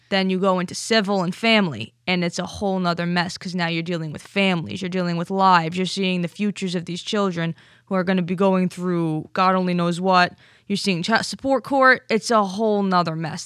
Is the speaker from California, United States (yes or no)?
no; Stamford, Connecticut, United States; I'm from Stamford.